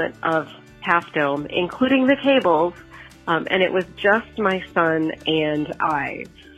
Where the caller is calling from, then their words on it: Blaine, United States; I'm calling from Blaine.